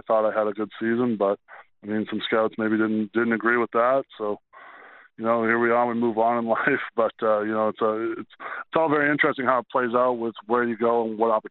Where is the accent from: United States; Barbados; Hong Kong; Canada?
Canada; as a Canadian